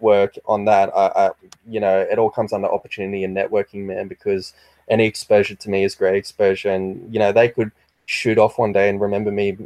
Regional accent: Australia

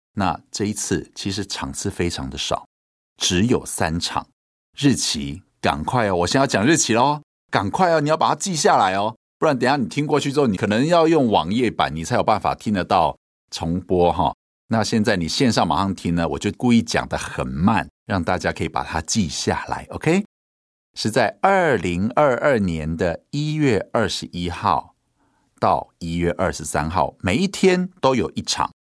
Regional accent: Hualien County, Taiwan; 我们是在花莲的原住民部落长大的

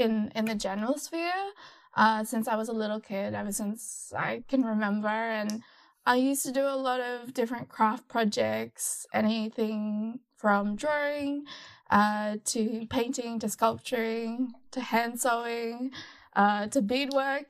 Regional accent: Gold Coast, Queensland, Australia; moved away as an adult; now in Melbourne, Australia; I was born in Australia in a very sunny city called the Gold Coast. And then around 2015, I moved to Melbourne

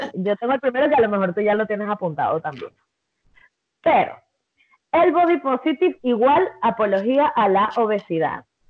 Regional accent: Venezuela; soy venezolana

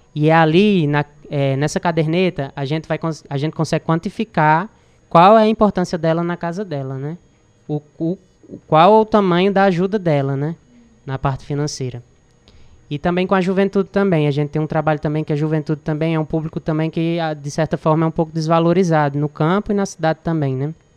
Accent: Crato, Ceará, Brazil; sou daqui do Crato

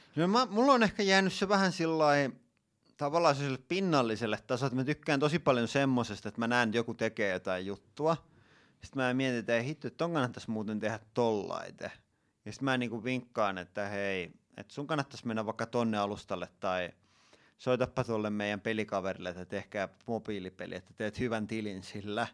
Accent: Tampere, Pirkanmaa, Finland; mä oon asunut koko ikäni Tampereella

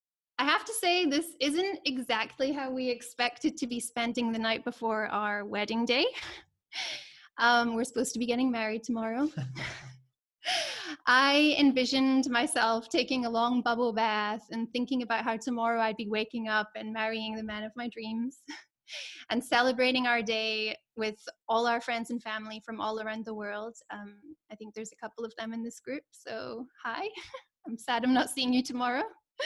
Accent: Scotland, United Kingdom; now in South Africa; So I'm from Scotland

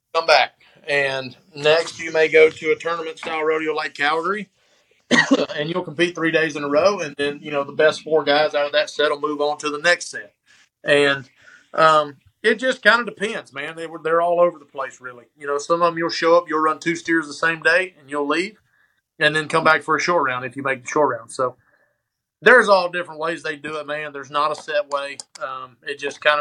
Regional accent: West Point, United States; growing up around here, where growing up in West Point

